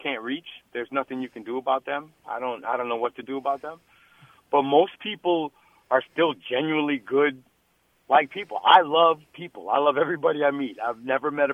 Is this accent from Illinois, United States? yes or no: yes; Chicago, Illinois, United States; moved away as an adult; also born or lived in New York; now in Crown Point, United States; I was born in New York, raised in Chicago, but I live in Crown Point, Indiana now